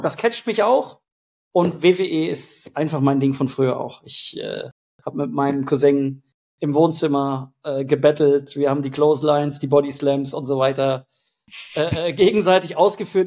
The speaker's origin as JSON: {"language": "German", "town": "Hanover", "region": "Lower Saxony", "country": "Germany", "said": "ich komme aus Hannover"}